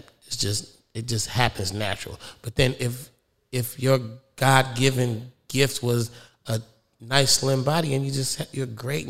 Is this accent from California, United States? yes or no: yes; California, United States; I'm from the Bay.